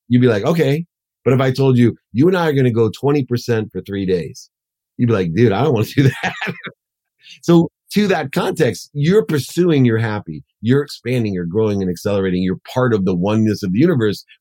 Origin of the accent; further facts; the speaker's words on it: Akron, Ohio, United States; growing up in Akron, poor mom, two jobs, packing my dinner.